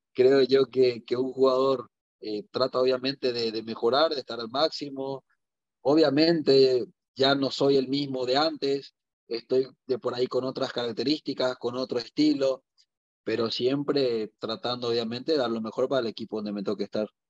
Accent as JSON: {"language": "Spanish", "country": "Paraguay", "also_born_or_lived": "Mexico", "moved": "as an adult"}